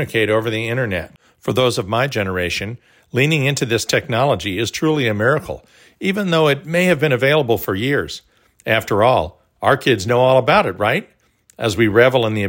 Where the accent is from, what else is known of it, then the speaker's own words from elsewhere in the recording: Texas, United States; also born or lived in Oklahoma; When I was growing up in Texas and Oklahoma